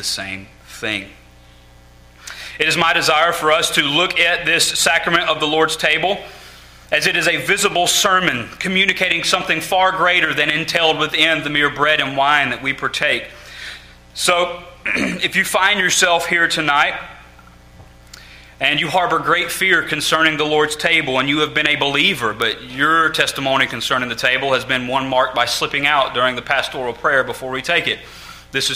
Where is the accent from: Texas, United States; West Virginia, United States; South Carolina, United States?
South Carolina, United States; Growing up in South Carolina